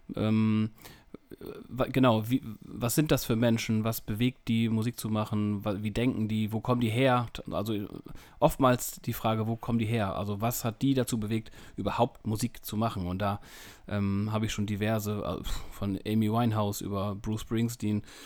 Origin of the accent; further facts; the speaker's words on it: near Emden, North Sea coast, Lower Saxony, Germany; ich komme aus dem hohen Norden, äh, kurz entfernt von Emden. Ähm, ja, direkt an der Nordsee, direkt am Deich, direkt am Leuchtturm